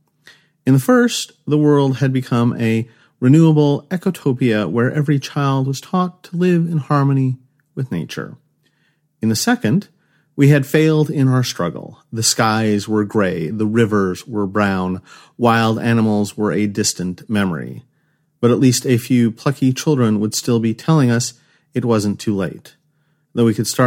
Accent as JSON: {"language": "English", "town": "Los Angeles", "region": "California", "country": "United States", "tie": "born or raised there", "said": "I grew up near Los Angeles during the 1990s. My mother tells the story of a time when I was very young and my grandparents came to visit from the Midwest."}